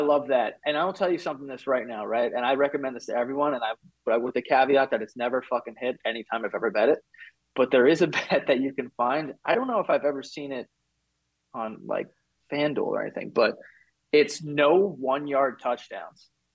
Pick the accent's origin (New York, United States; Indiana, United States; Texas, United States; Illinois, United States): New York, United States; New York City; I'm from Queens, so, like, if we wanted to get anywhere, you had to take the train